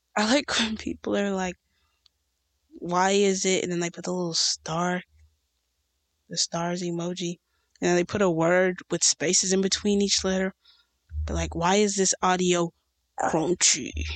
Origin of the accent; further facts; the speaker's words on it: United States; in America, in my hometown